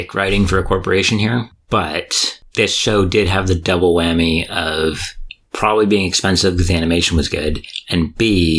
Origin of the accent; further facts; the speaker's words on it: United States; I am American